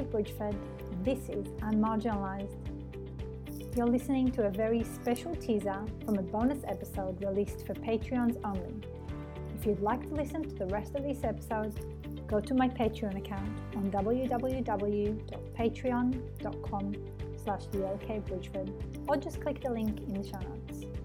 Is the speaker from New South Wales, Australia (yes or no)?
no; Melbourne, Victoria, Australia; exactly. I'm from Melbourne.